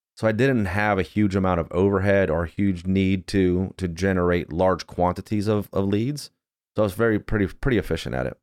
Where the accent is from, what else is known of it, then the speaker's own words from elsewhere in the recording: Johnstown, Pennsylvania, United States; I grew up in Johnstown, Pennsylvania